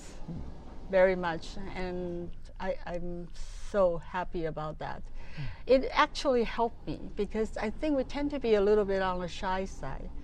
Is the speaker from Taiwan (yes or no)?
yes; Taiwan; moved away; I'm from Taiwan originally.